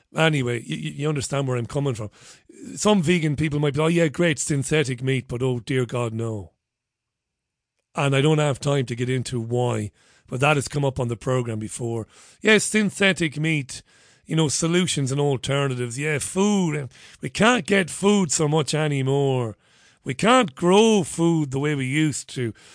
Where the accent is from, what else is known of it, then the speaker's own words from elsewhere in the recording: Ireland; now in United Kingdom; I'm an Irishman. I am actually Irish